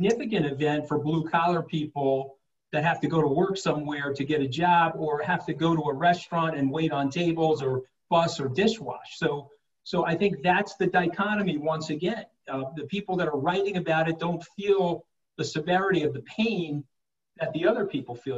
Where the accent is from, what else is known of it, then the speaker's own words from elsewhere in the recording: Long Island, New York, United States; I'm an Italian-American from Long Island